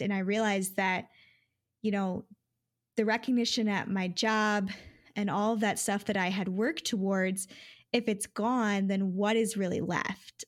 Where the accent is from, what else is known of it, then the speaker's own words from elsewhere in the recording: Detroit, Michigan, United States; also born or lived in Grand Rapids, Michigan; back to the Detroit area, living with my parents again